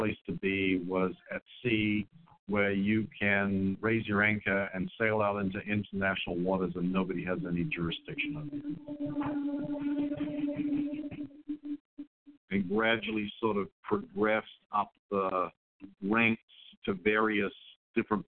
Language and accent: English; Australia; I grew up in Australia